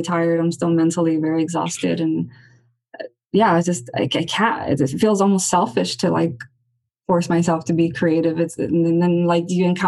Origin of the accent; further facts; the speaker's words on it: Los Angeles, California, United States; I'm born and raised here right outside downtown LA. So, you know, I grew up hanging out around Skid Row